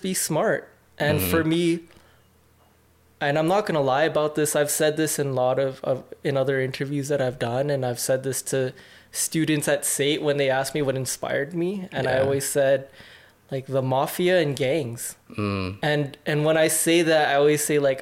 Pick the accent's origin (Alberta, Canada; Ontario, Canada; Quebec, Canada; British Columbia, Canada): Alberta, Canada; the Northeast; I grew up in the Northeast